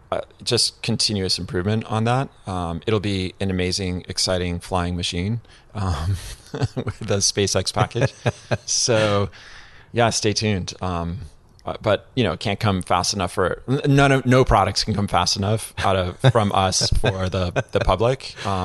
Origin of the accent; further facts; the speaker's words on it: Connecticut, United States; I grew up in Connecticut.